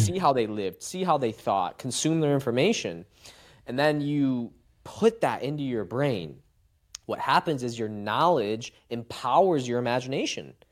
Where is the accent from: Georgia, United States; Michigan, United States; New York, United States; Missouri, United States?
Michigan, United States; Macomb; I'm from Macomb, Michigan, suburban town